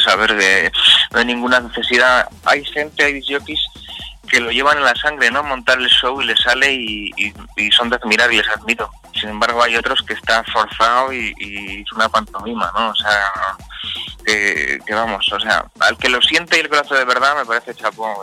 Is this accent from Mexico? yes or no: no; Vitoria-Gasteiz, Basque Country, Spain; donde vivo yo, que yo soy de Vitoria